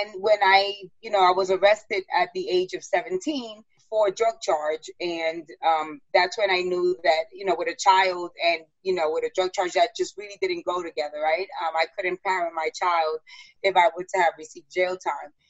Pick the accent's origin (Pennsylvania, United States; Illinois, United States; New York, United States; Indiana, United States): New York, United States; New York City; moved away as an adult; now in Westchester, United States; growing up in the South Bronx and coming from a broken home